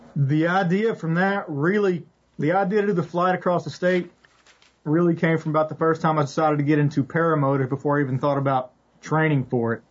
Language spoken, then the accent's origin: English; West Tennessee, United States; I grew up in West Tennessee